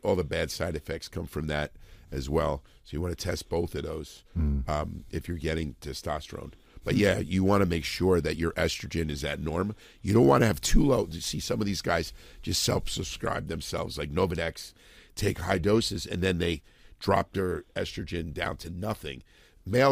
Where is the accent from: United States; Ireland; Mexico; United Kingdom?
United States; Edison, New Jersey; also born or lived in New Brunswick, New Jersey; I was born in New Brunswick, but I grew up in Edison.